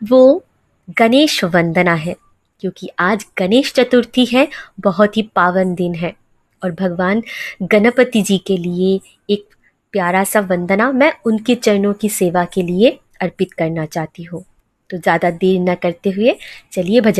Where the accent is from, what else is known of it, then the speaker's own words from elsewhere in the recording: West Bengal, India; और मैं वेस्ट बंगाल से बिलोंग करती हूँ